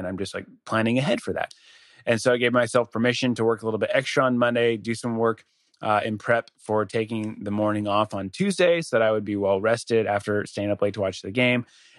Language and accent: English; Denver, Colorado, United States; moved away; I'm from Denver originally.